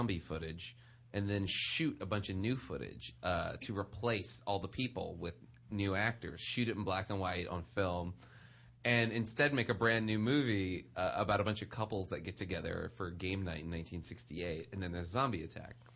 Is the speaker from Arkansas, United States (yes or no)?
no; New Orleans, Louisiana, United States; now in Los Angeles, United States; I grew up in New Orleans